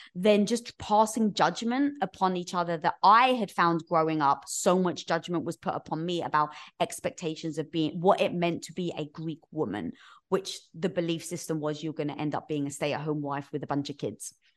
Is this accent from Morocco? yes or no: no; London, United Kingdom; moved away as an adult; now in United States; That's where I was from, North London